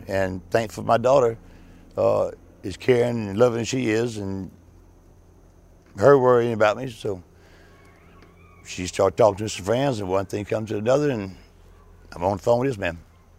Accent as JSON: {"language": "English", "town": "Beaufort", "region": "South Carolina", "country": "United States", "tie": "born or raised there", "lives_now": "Walterboro, United States", "said": "I was born in Beaufort, you know, Paris Island, along with both my brothers."}